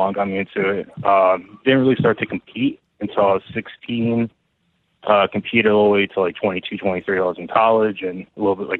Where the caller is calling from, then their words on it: New Jersey, United States; I'm calling from New Jersey.